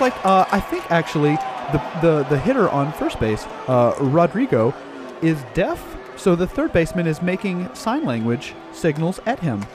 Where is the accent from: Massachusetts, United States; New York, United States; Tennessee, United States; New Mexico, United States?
Tennessee, United States; moved away; also born or lived in New England; growing up in Tennessee